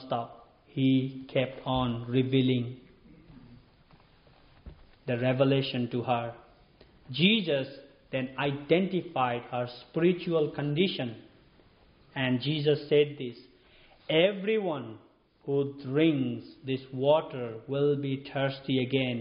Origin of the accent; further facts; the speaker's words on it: Nepal; moved away; I'm from Nepal